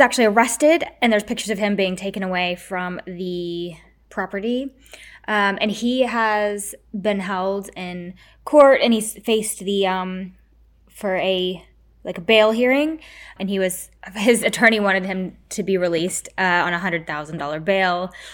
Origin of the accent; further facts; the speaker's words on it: United States; I'm American